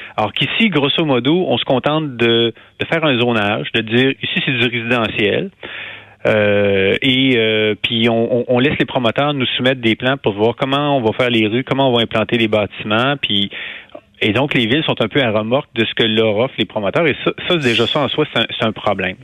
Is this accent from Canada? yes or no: yes; Quebec City, Quebec, Canada; moved away; also born or lived in Montreal / Rouyn-Noranda / Hull; je suis né à Québec, j'ai grandi à Québec